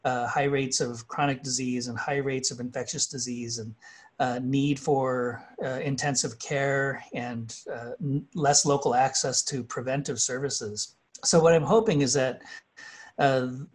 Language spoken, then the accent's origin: English; Kyle, South Dakota, United States; My hometown in Kyle, South Dakota is 90 miles away from the nearest supermarket.